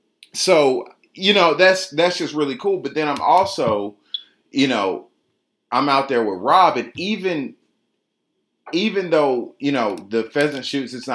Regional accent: Atlanta, Georgia, United States; I'm just born and raised in Atlanta, grew up on the south side of town

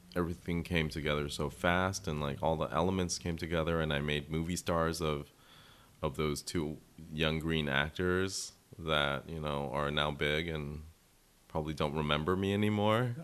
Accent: United States; my navigating being Vietnamese American

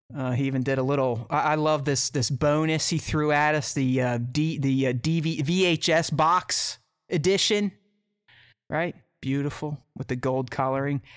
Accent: Pittsburgh, Pennsylvania, United States; now in Columbus, United States; I'm from Pittsburgh, but I live in Columbus, Ohio

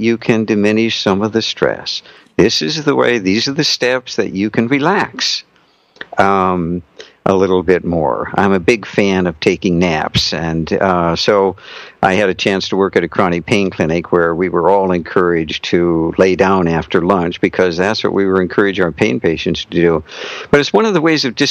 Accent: North Dakota, United States; I was raised in North Dakota

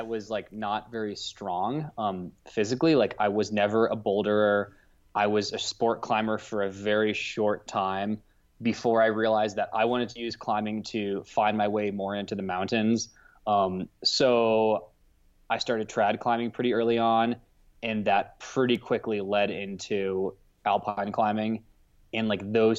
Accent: outside of Cleveland, Ohio, United States; moved away as an adult; now in Salt Lake City, United States; I'm from Ohio

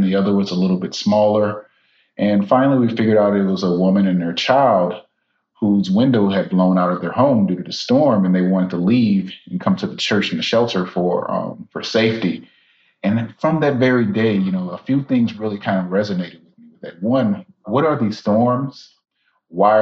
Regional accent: Baton Rouge, Louisiana, United States; now in Tallahassee, United States; I'm originally from South Louisiana, Baton Rouge, Louisiana

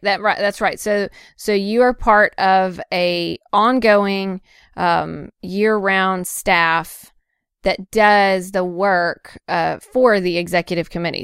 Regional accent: Nashville, Tennessee, United States; I'm coming from Nashville

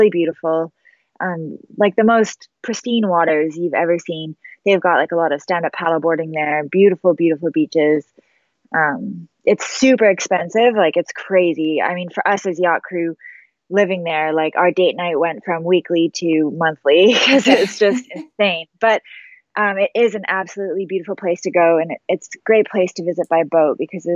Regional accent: Comox Valley, Vancouver Island, British Columbia, Canada; moved away; growing up in the Comox Valley is where I grew up.

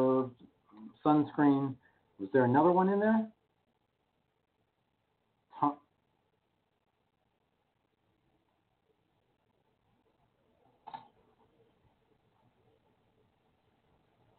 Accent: California, United States; I'm fine being the Californian.

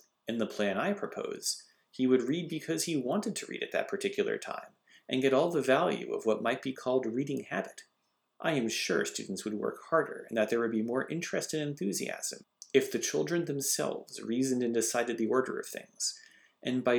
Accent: Northampton, Massachusetts, United States; where I grew up in Northampton

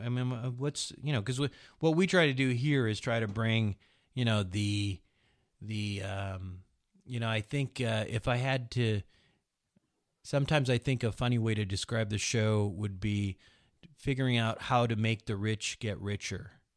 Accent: United States; the opportunity to grow up as an American

